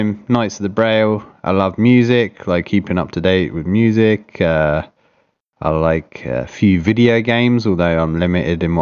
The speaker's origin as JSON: {"language": "English", "region": "England", "country": "United Kingdom", "tie": "born or raised there", "moved": "as an adult", "lives_now": "Canada", "said": "growing up in Britain, I never knew about Christian rock, and then moving to North America"}